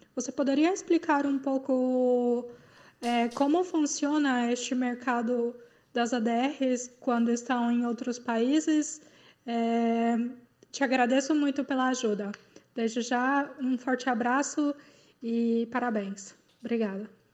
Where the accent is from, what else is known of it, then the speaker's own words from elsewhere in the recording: Goiânia, Goiás, Brazil; moved away as an adult; now in Karlsruhe, Germany; sou de Goiânia e atualmente vivendo em Karlsruhe, na Alemanha